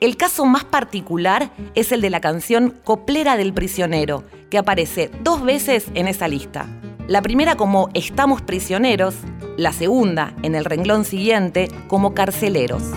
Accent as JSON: {"language": "Spanish", "country": "Argentina"}